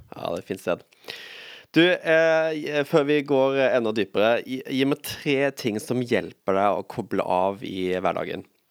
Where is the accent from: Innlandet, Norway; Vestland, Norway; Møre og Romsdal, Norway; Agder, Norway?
Agder, Norway; Vegårshei; jeg er jo fra Vegårshei